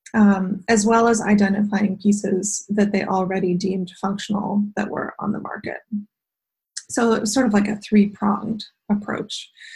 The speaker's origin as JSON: {"language": "English", "town": "Ottawa", "region": "Ontario", "country": "Canada", "tie": "born or raised there", "also_born_or_lived": "London, England / Toronto / Milwaukee, Wisconsin", "said": "I grew up uh, half in Ottawa and half in London, England"}